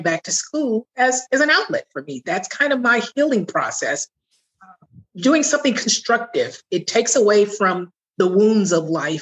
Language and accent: English; Southern California, United States; I grew up prior to 10 with my mother and my stepfather. In Southern California